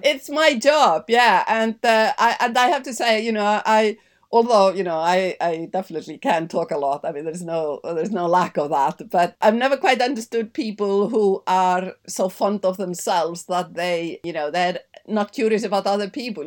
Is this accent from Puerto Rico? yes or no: no; Iceland; also born or lived in Denmark; now in London, United Kingdom; growing up in Iceland